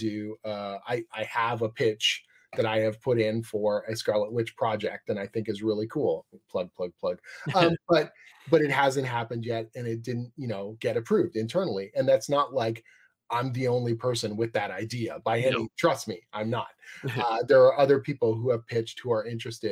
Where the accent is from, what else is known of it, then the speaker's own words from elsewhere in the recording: Canada; I'm Canadian